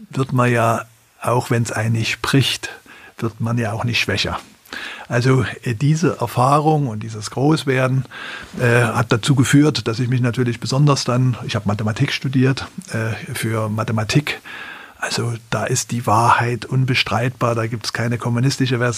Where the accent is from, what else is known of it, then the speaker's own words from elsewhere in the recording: East Germany, Germany; Das ist natürlich interessant gewesen, wenn man als Ostdeutscher das dann aus einer vollkommen anderen Perspektive, in einem vollkommen anderen Kontext auch von Leuten, die das System hier nicht so kannten